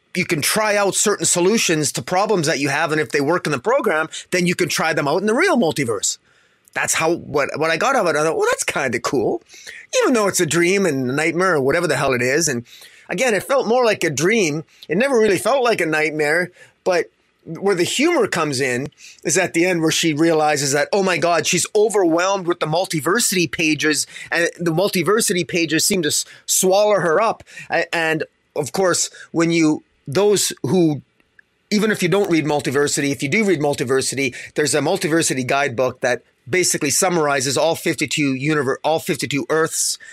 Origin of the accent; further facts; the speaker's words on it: Canada; I'm Canadian